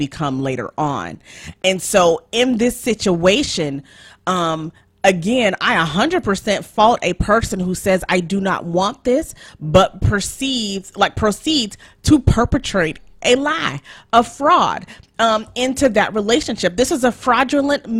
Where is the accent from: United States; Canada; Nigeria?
Nigeria; I'm Nigerian